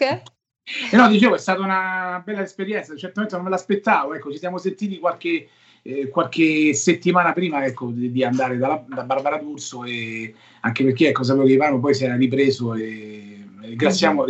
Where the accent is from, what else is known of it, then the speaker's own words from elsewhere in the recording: Rocca Priora, Lazio, Italy; al mio piccolo paesino, Rocca, Rocca Priore, ai castelli romani, vicino Fascati